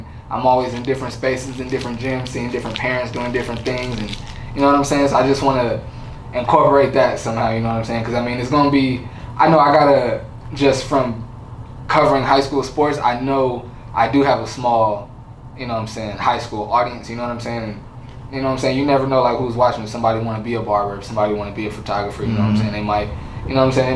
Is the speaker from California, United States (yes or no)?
yes; San Diego, California, United States; growing up in San Diego